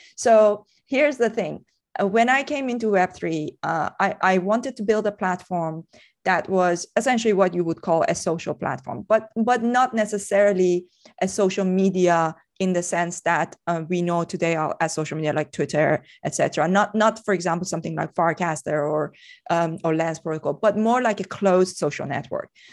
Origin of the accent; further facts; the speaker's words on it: Iran; moved away as an adult; I, I grew up in Iran. Um, I left Iran, uh, when I was twenty-three